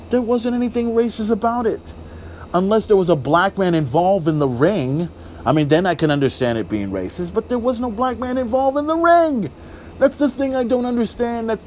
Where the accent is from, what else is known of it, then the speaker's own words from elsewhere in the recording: Corpus Christi, Texas, United States; I'm from Texas. You know, I'm from Corpus Christi, Texas.